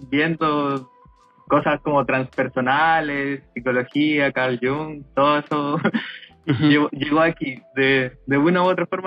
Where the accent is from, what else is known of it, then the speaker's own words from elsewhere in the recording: Coyhaique, Aysén, Chile; now in Concepción, Chile; tengo 26, soy de Coyhaique, pero ahora vivo en Conce. Como estoy aquí ya hace, hace hartos añitos ya